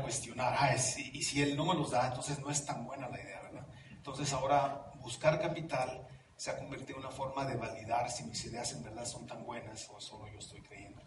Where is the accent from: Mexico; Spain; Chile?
Mexico; moved away as an adult; also born or lived in Orange County, California, United States; now in Mountain View, United States; yo nací en Los Ángeles, en el condado de Orange, de padres mexicanos. mi padre y mi madre se regresan a México cuando yo tengo 5 años